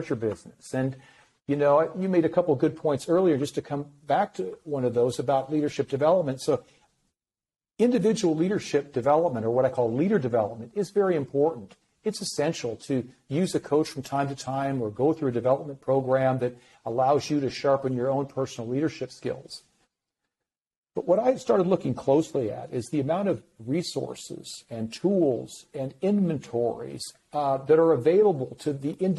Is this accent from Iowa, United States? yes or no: yes; Iowa, United States; I grew up in Iowa, the Midwest